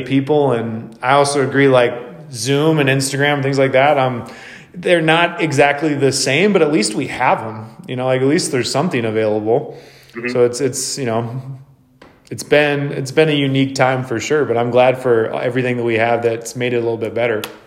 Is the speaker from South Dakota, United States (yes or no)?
no; Wisconsin, United States; also born or lived in Seattle, Washington; now in Spokane, United States; I grew up in the Midwest where it was so much more common